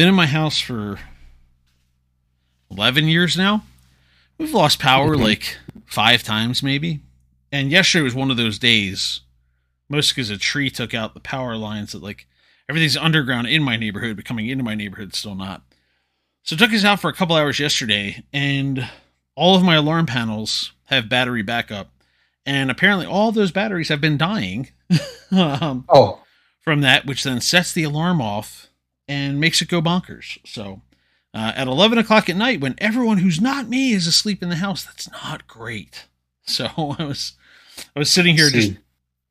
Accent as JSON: {"language": "English", "town": "Philadelphia", "region": "Pennsylvania", "country": "United States", "moved": "yes", "said": "Ray and I are both transplanted at this point, but I'm from Philly"}